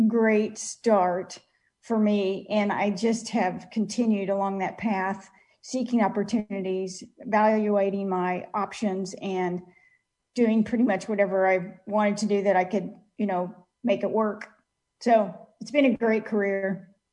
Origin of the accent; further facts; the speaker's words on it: Kansas City, United States; my hometown of Kansas City